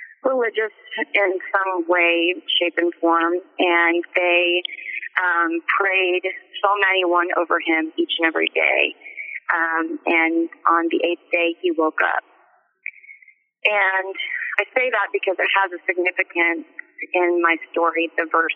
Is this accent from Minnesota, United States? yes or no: no; Oklahoma, United States; the town that I grew up in Oklahoma